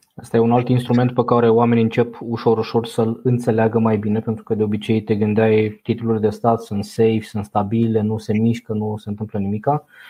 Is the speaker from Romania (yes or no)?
yes; Romania; pe noi ca și români